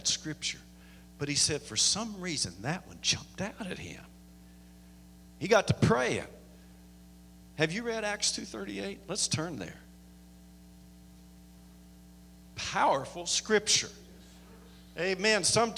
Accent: Canyon City, United States; I'm from the Canyon City area. Was there for about 3.5 years

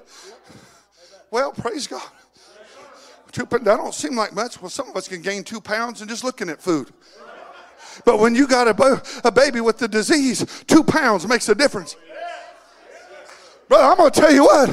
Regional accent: California, United States; also born or lived in Washington, Missouri; I was raised in California

